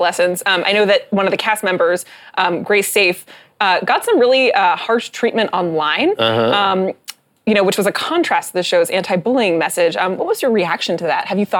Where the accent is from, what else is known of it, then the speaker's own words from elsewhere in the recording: Philadelphia, Pennsylvania, United States; So I'm from Philly, so I know some stuff about New Jersey.